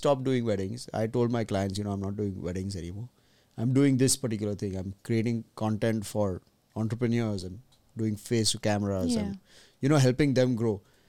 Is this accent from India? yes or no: yes; Mumbai, Maharashtra, India; It reminds me of Bombay. I'm from Bombay, kind of.